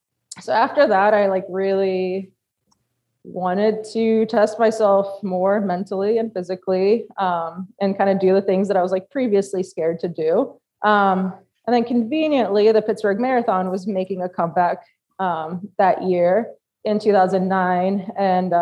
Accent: Poland; now in United States; I actually flew to my home country of Poland to celebrate

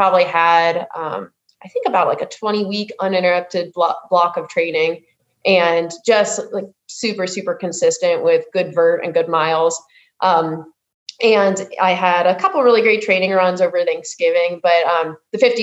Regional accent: Johnstown, Pennsylvania, United States; moved away as an adult; now in Salt Lake City, United States; I'm originally from Johnstown, Pennsylvania, and I've been out in Utah now for about a little over 4 years

